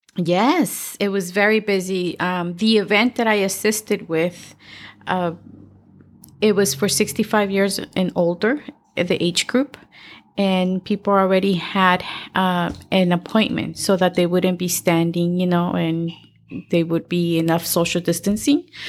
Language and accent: English; El Salvador; moved away; I'm from El Salvador